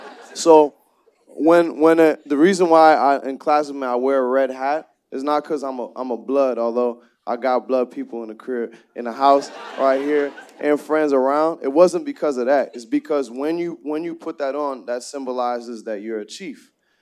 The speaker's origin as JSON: {"language": "English", "country": "Nigeria", "said": "My point was not to say because I'm from Nigeria."}